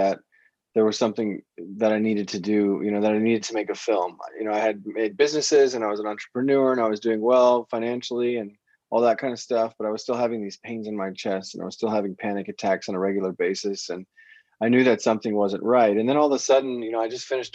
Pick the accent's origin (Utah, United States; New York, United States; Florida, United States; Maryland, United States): Florida, United States; moved away as an adult; also born or lived in Amsterdam; I grew up in the States. I grew up in Florida.